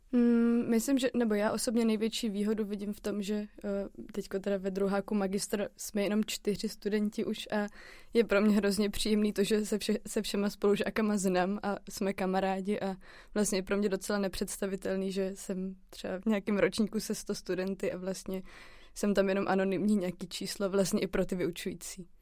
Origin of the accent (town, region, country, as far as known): Czechia